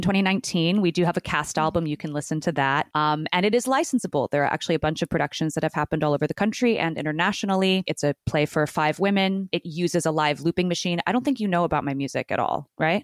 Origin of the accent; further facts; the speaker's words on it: Newport Beach, California, United States; moved away as an adult; now in New York, United States; I was born in uh, Orange County in Newport Beach, the OC, as they say